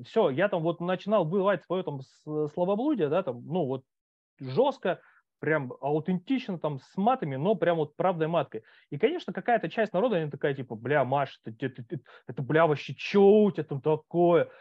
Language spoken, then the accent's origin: Russian; Khabarovsk, Khabarovsk Krai, Russia; moved away as an adult; now in Moscow, Russia; я сам с Дальнего Востока, когда уехал, там ну, у нас там вот в Хабаровске